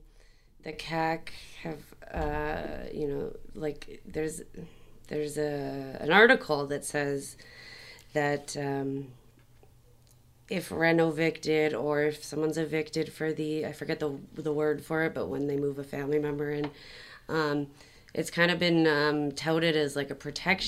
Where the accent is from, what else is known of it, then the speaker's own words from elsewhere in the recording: Toronto, Ontario, Canada; now in Montreal, Canada; we're both from Toronto